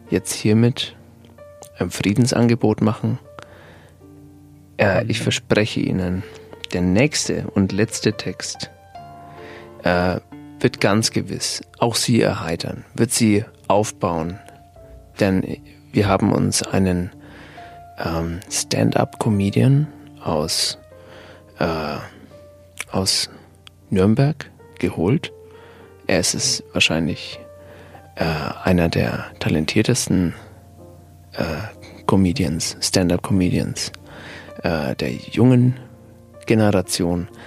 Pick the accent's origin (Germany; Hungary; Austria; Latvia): Latvia; Riga; born there; Ich habe ja mal Empathie studiert in, äh, in Riga. Da war ich ähm, für ein Semester in meiner Geburtsstadt